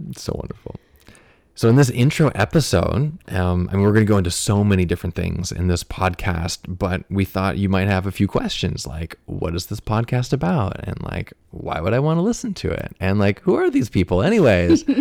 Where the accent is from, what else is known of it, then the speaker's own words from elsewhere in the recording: United States; also born or lived in Fairfield, Iowa; we're both from the United States